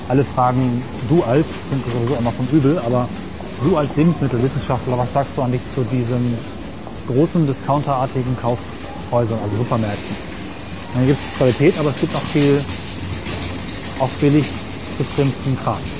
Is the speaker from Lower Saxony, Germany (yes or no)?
yes; Rinteln, Lower Saxony, Germany; bei uns in Rundfeld, wo ich herkomme, mhm. sitzt Wesergold